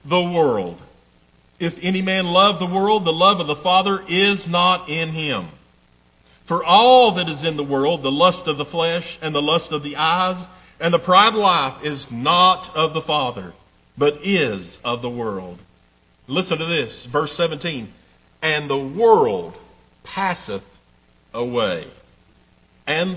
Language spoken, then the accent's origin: English; East Tennessee, United States; I'm proud to be from East Tennessee